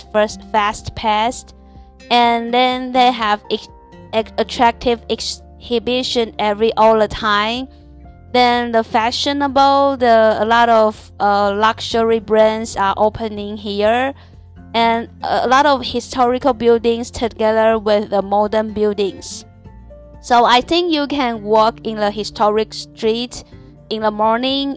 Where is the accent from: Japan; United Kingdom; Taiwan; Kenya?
Taiwan; English is a second language; moved away as an adult; now in Shanghai, China; I'm a Taiwanese and I'm from Taiwan now, work and live in Shanghai